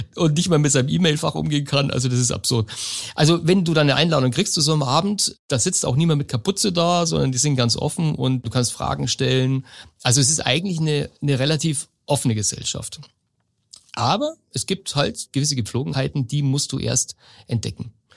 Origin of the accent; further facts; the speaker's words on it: Lower Bavaria, Germany; also born or lived in Munich; Ich komme aus Niederbayern ursprünglich